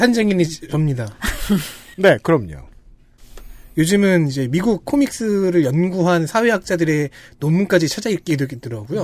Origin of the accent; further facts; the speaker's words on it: South Korea; 나는 한국인이다. 음. 그리고 한국에서 이제 북미 서버로 지금 플레이를 하고 있다